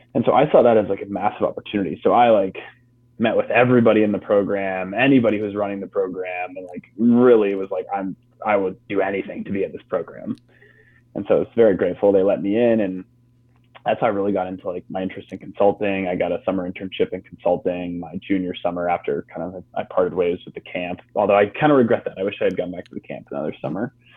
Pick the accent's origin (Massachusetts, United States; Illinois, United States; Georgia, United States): Massachusetts, United States; outside of Boston; moved away; my parents are from Midwest, but we grew up on the East Coast outside of Boston